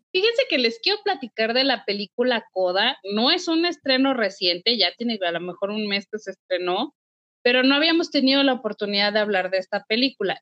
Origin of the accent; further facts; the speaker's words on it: Mexico; como mexicanos